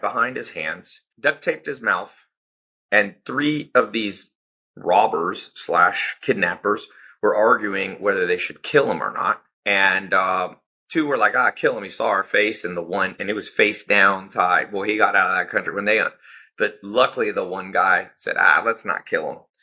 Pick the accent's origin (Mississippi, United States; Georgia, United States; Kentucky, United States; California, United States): California, United States; Southern; I was born in Southern California